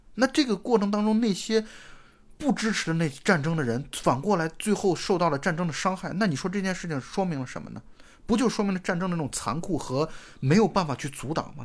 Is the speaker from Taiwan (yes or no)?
no; China; 我们中国人的视角